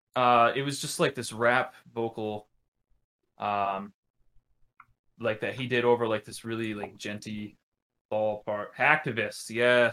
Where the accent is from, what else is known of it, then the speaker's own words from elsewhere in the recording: Westerly, Rhode Island, United States; now in Connecticut, United States; I grew up in Westerly, Rhode Island